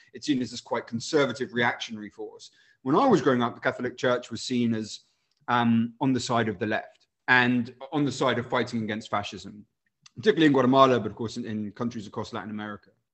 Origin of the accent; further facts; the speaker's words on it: Winchester, South East England, United Kingdom; moved away as an adult; also born or lived in Chile; now in London, United Kingdom; I spent a bunch of time growing up in Winchester um, and also Chile, where my dad was sent for work.